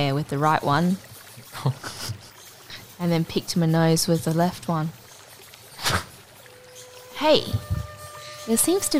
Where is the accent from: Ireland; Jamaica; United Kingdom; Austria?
Ireland; He just looks so Irish to me, and because I'm so Irish, I go, ooh.